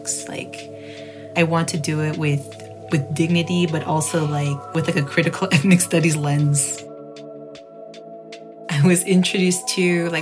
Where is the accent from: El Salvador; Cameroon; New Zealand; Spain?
El Salvador; we're Salvadoran or we're Central American